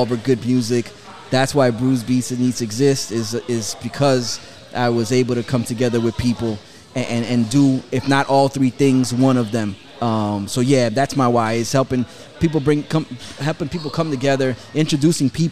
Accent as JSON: {"language": "English", "region": "New York", "country": "United States", "also_born_or_lived": "Jackson Heights, Queens / Jamaica, Queens", "moved": "yes", "lives_now": "South Florida, United States", "said": "I'm originally from New York, but I've been in South Florida so long that I'm Floridian"}